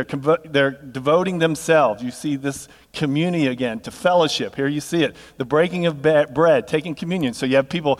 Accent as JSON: {"language": "English", "region": "Northeast", "country": "United States", "moved": "as an adult", "lives_now": "Texas, United States", "said": "I'm from the Northeast"}